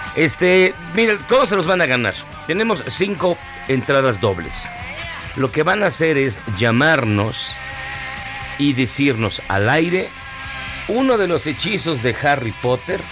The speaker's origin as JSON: {"language": "Spanish", "country": "Mexico", "said": "como muchos mexicanos"}